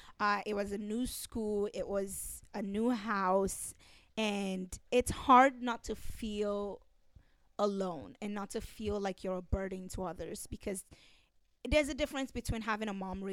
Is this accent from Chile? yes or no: no; Nigeria; now in Long Beach, United States; Well, I am currently a student at Cal State Long Beach. I came from Nigeria and I'm an orphan.